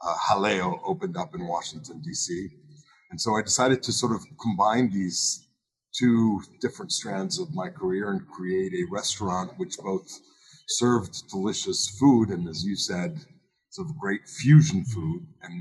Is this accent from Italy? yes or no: yes; Rome, Lazio, Italy; born there; I was born in Rome, Italy, and both of my parents were born outside of the United States.